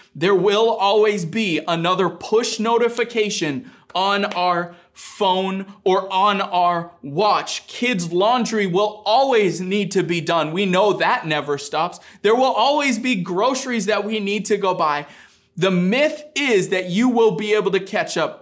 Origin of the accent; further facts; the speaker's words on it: Maine, United States; Growing up in Maine